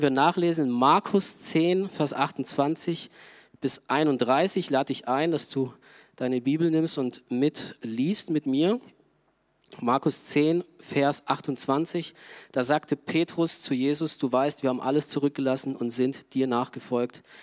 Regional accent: Augsburg, Bavaria, Germany; moved away; Augsburg, wo ich herkomme

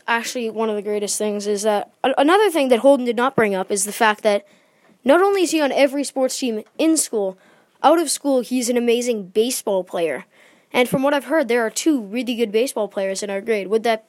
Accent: England, United Kingdom; because in my hometown of England. They play a game called shin kicking.

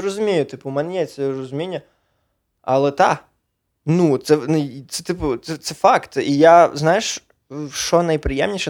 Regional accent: Sokal district, Lviv Oblast, Ukraine; also born or lived in Poland; Я Сокальський район, Львівська область, село Копитів, але я про... провчився в школі в Чорнограді

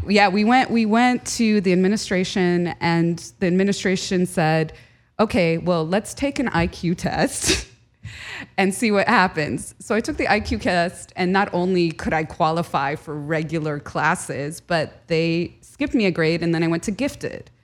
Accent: United States; born or raised there; first language Arabic; English is a second language

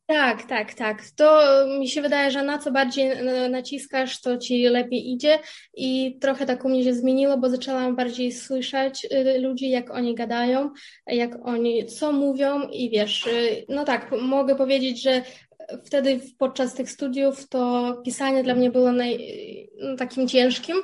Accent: Kherson, Kherson Oblast, Ukraine; Polish is a second language; moved away as an adult; also born or lived in Kyiv, Ukraine; now in Poznań, Poland; ja pochodzę e, z południowej części Ukrainy, z miasta Herson

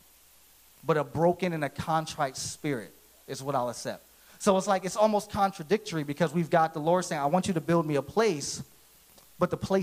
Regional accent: Philadelphia, Pennsylvania, United States; I grew up in Philadelphia. That's where I'm originally from.

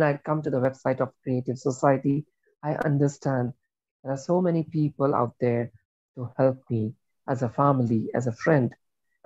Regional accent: India; I am Indian

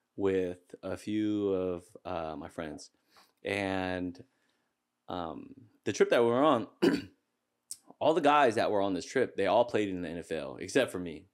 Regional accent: Seattle, Washington, United States; I was born and raised here in Seattle

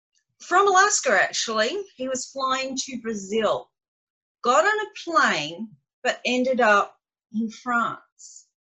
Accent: Australia; that's what we Aussies do.

